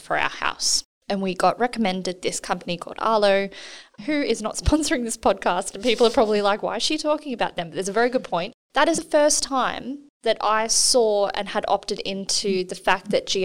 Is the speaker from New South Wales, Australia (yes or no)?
yes; New South Wales, Australia; now in Perth, Australia; I'm from New South Wales originally